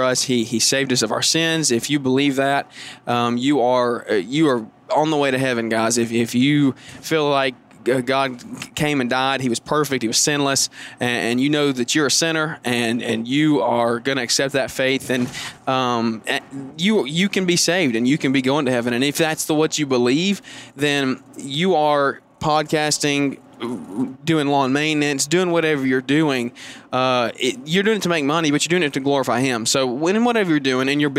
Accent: Alabama, United States; I'm from Alabama, and if anybody or any of y'all are from around the area, you know how insane football is a religion down here.

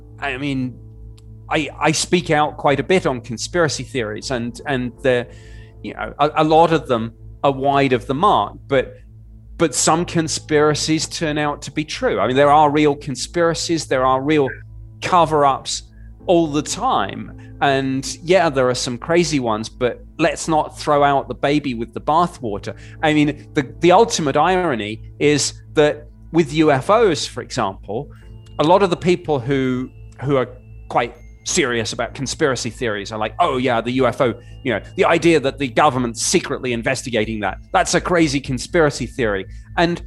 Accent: United Kingdom; moved away as an adult; now in United States; I'm obviously a Brit who's lived in the US since 2012

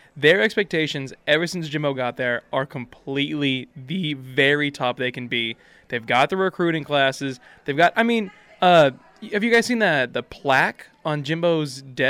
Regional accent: Texas, United States; I'm from Texas

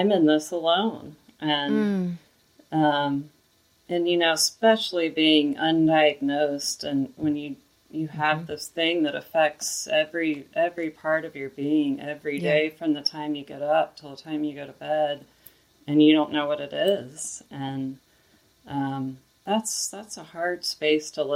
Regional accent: Indiana, United States; also born or lived in Memphis, Tennessee; I was born here and went to school here and went to college in Indiana.

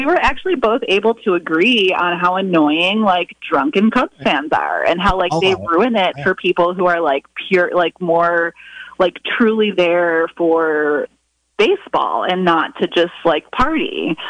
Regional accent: Chicago, Illinois, United States; I'm from Chicago

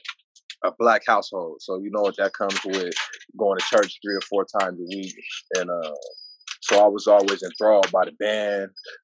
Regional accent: San Diego, California, United States; also born or lived in Brockton, Massachusetts; I'm from Southeast San Diego, man. I spent a little bit of time on the East Coast, man, but I'm bred right here in these grounds, man. In San Diego, it's in the blood.

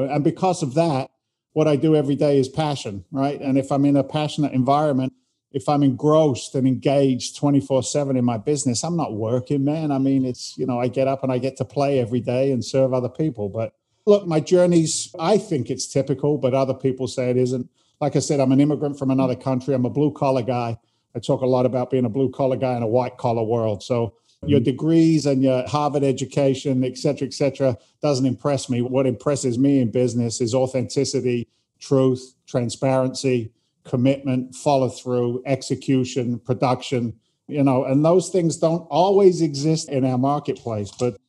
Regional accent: England, United Kingdom; accent: Boston and London, a little bit of New York; now in United States; because I'm an immigrant to the United States. I came from England originally back in 86.

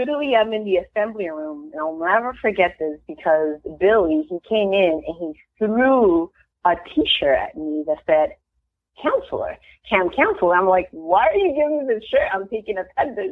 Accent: Peru; also born or lived in Queens, New York / Miami; now in United States; I'm actually from Peru

